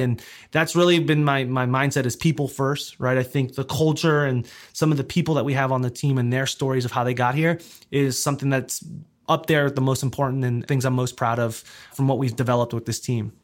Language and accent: English; South Florida, United States; moved away as an adult; also born or lived in New York City / Georgia; I grew up in South Florida, so spent the majority of my adolescence there